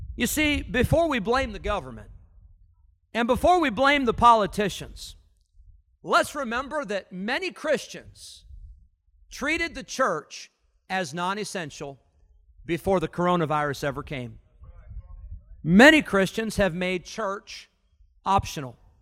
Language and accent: English; Illinois, United States; moved away; I grew up in Illinois